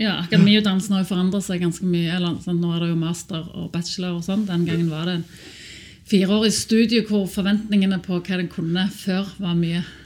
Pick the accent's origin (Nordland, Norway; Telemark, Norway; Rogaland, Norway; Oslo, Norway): Rogaland, Norway; Sandnes; Jeg er oppvokst på Sandnes hos to lektorforeldre